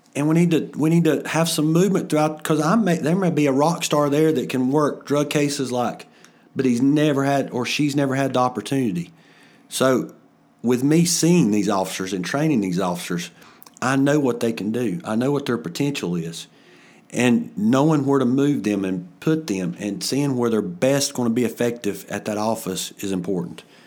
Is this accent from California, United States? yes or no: no; Ellendale, North Carolina, United States; also born or lived in Bethlehem, North Carolina; I'm from Ellendale. I have, um, pretty much grown up my whole life either in Ellendale or Bethlehem.